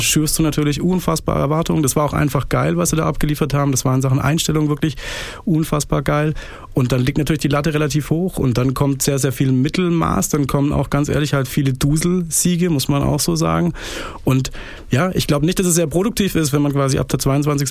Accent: Pforzheim, Baden-Württemberg, Germany; now in Stuttgart, Germany; Ich bin Badener. Ich komme aus Barcelona, aus äh, Pforzheim, aus der hässlichsten Stadt der Welt

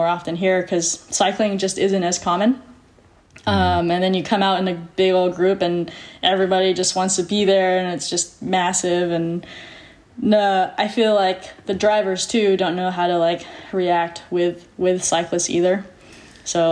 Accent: Tustin, California, United States; also born or lived in Newport Beach, California; I grew up in Tustin, California.

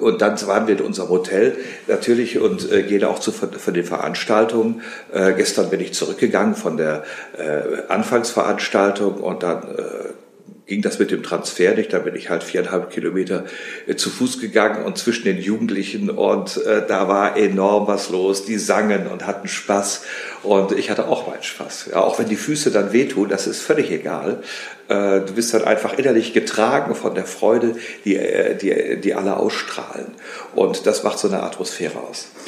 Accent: Rheine, North Rhine-Westphalia, Germany; also born or lived in Paris / Rome; ich komme aus dem Bistum Münster, wie gesagt, und äh, aus Rheine gebürtig

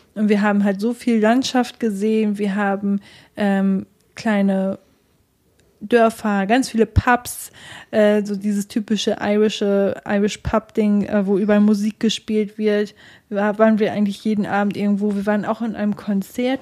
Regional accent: Germany; wir Deutschen

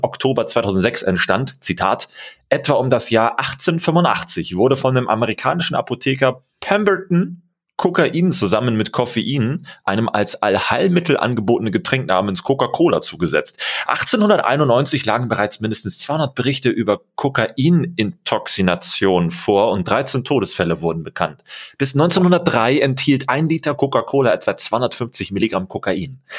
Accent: Germany; bei uns in Deutschland

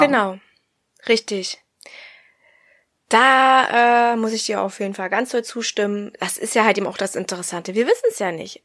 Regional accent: the East, eastern Germany, Germany; Bei uns im Osten

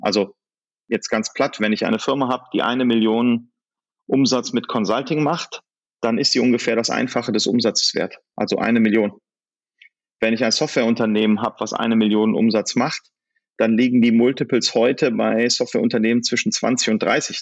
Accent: Solingen, North Rhine-Westphalia, Germany; moved away as an adult; also born or lived in Silicon Valley; Also ich habe meine Heimat in Solingen und dort sind auch meine Kinder zu Hause und dort werden wir bleiben.

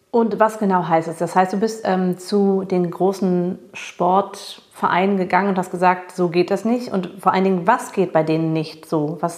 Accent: United States; weil ich schon vor Jahren als Amerikanerin auf diesen ganzen Großveranstaltungen war. Ob das Baseball war oder Football.

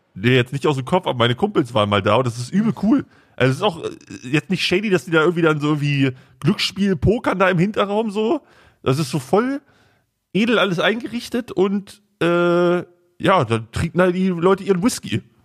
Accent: Braunschweig, Lower Saxony, Germany; bei uns in Braunschweig

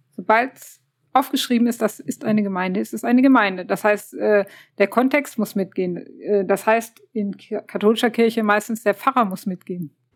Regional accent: Aachen, North Rhine-Westphalia, Germany; Ich bin äh, auch aus Aachen.

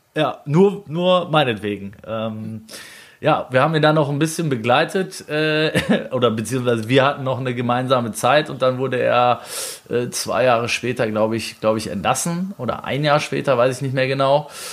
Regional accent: Germany; also born or lived in Switzerland; ich kam dahin als Deutscher

